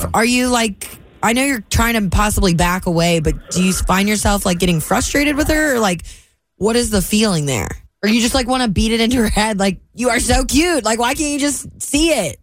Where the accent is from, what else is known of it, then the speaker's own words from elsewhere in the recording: Kentucky, United States; I've born and raised in Kentucky